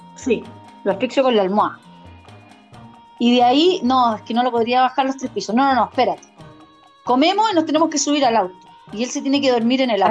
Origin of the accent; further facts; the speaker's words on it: near Molina, Maule, Chile; cercano a mi tierra